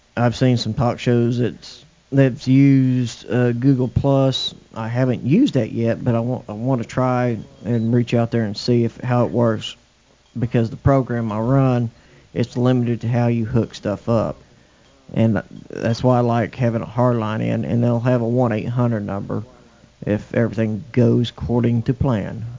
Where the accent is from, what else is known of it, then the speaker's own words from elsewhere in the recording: Oklahoma, United States; also born or lived in Bemidji, Minnesota; We moved from Bemidji, Minnesota, back to my hometown, Braden, Oklahoma.